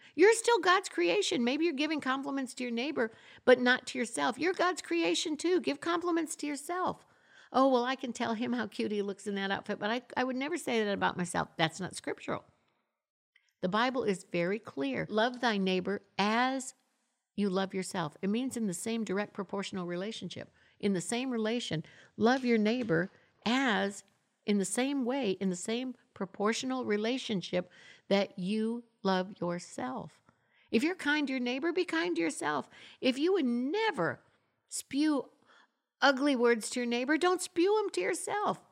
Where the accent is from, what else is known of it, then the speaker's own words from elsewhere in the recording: Florida, United States; also born or lived in Michigan; now in Tulsa, United States; I'm, I'm originally from Michigan. I grew up in Florida